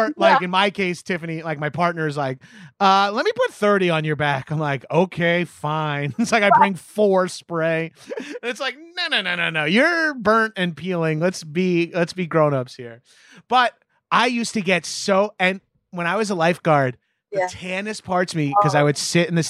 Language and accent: English; Long Island, New York, United States; moved away; I grew up on Long Island